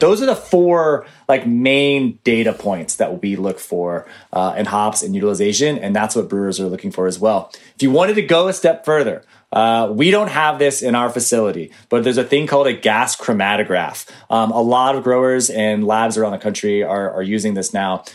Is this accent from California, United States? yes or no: no; Atlanta, Georgia, United States; I grew up in Atlanta, Georgia